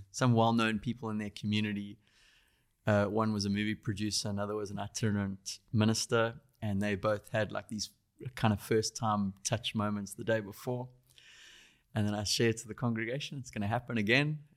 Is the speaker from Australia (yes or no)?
no; Durban, KwaZulu-Natal, South Africa; I grew up in Durban, South Africa.